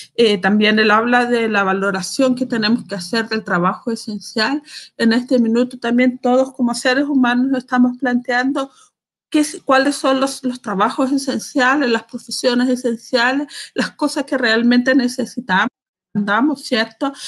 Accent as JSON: {"language": "Spanish", "town": "Calama", "region": "Antofagasta", "country": "Chile", "said": "las calameñas inteligentes y astutas, que a ese grupo pertenezco yo"}